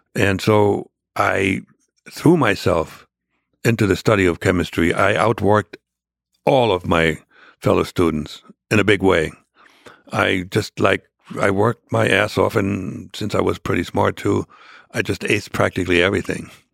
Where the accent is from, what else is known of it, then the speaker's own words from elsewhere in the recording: Germany; English is a second language; moved away as an adult; also born or lived in Jena, Germany; now in United States; I was born into a, the remote e, southeastern corner, uh, of, of East Germany